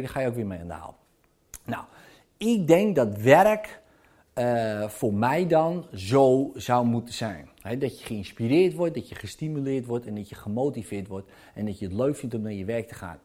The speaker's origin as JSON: {"language": "Dutch", "area": "Zaanstreek", "region": "North Holland", "country": "Netherlands", "said": "bij ons in de Zaanstreek"}